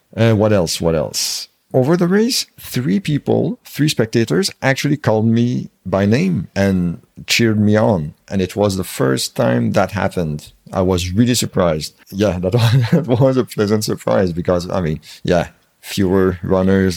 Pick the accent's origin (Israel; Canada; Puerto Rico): Canada